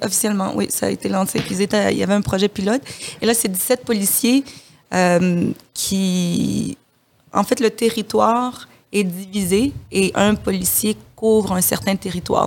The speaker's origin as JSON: {"language": "French", "country": "DR Congo", "moved": "yes", "said": "je suis de la République démocratique du, Congo"}